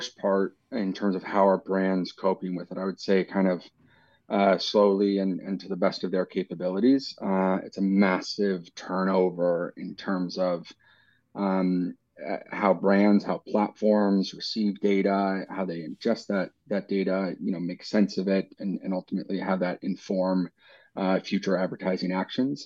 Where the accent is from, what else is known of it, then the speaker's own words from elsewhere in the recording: United States; moved away as an adult; also born or lived in New York; now in London, United Kingdom; I grew up in the States.